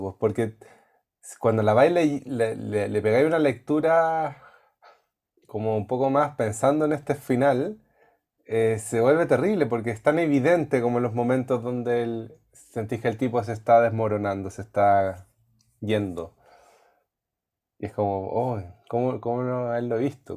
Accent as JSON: {"language": "Spanish", "town": "Temuco", "region": "Araucanía", "country": "Chile", "said": "yo soy de Temuco"}